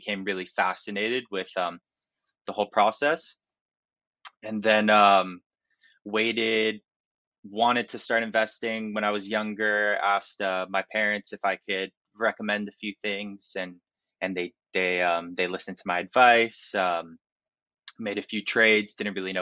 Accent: Miami Beach, Florida, United States; I grew up in Miami Beach

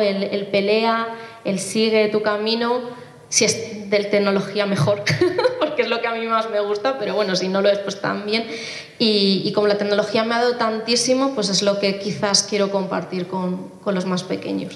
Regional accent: Móstoles, Community of Madrid, Spain; soy española, de Móstoles en concreto, eh, aunque mis padres son de origen asiático

